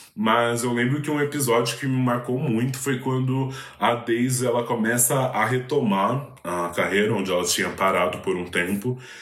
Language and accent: Portuguese; São Paulo, Brazil; na minha quebrada é inevitável, assim. O Capão Redondo é, é um lugar muito poroso para a arte marginal